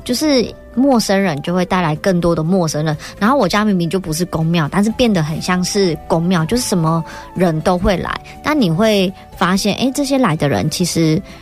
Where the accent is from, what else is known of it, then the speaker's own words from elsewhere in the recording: Tainan, Taiwan; 我在湾里长大的时候